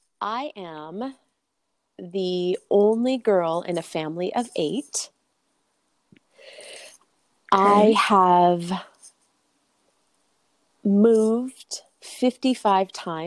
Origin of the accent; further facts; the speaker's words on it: California, United States; I'm from California, so lacrosse is not something I was even like really exposed to.